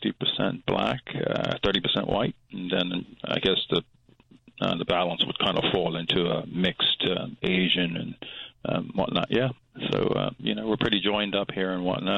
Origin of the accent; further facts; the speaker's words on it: Bermuda; we are a British territory